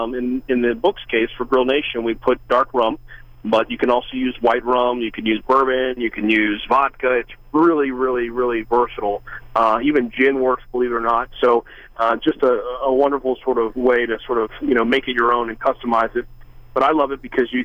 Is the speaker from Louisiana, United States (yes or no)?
yes; Louisiana, United States; I'm from Louisiana